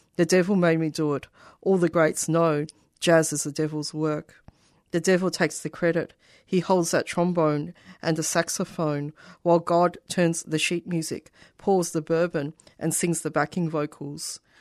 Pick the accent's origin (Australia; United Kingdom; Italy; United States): Australia; accent: Australian; a first generation Australian from migrant family